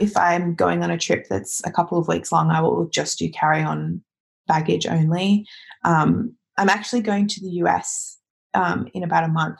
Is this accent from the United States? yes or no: no; Australia; moved away; as an Australian